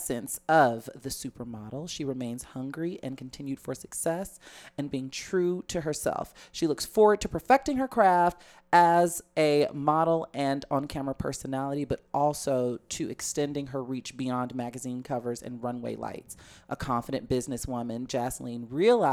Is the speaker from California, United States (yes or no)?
no; Chicago, Illinois, United States; I literally grew up on Halsted, and I can see the Sears Tower from my house.